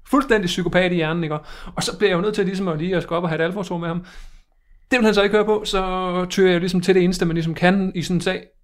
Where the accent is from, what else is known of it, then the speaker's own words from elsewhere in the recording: Viborg, Central Denmark Region, Denmark; Altså jeg kommer fra Viborg, og der har vi altid gjort det, at vi har sagt 1,1 år per kat.